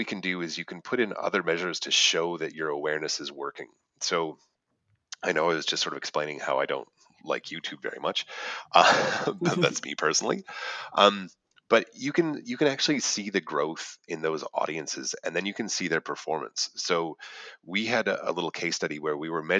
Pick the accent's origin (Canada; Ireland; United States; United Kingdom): Canada; moved away as an adult; now in Australia; as I'm a Canadian